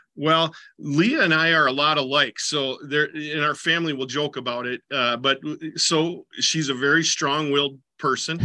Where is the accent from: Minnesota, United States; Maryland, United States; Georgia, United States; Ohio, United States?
Minnesota, United States; southeastern; also born or lived in Decorah, Iowa / Jordan, Minnesota; I grew up in southeastern Minnesota